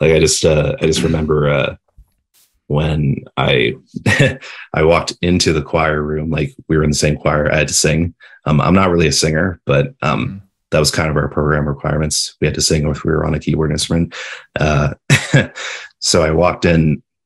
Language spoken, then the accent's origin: English; London, Ontario, Canada; I'm from I'm from the Ontario, London